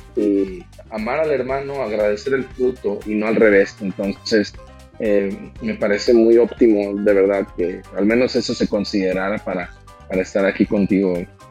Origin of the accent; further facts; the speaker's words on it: Monterrey, Nuevo León, Mexico; yo nací eh, aquí en Monterrey, Nuevo León, México, el 29 de agosto del 88